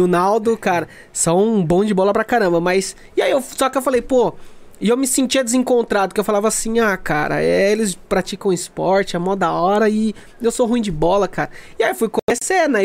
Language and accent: Portuguese; Brazil; nossa identidade como brasileiro